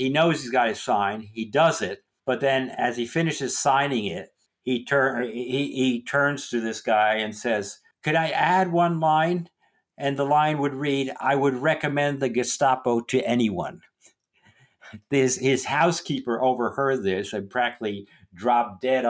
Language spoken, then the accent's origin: English; United States; also born or lived in Scotland; a kid growing up in the States from a Polish family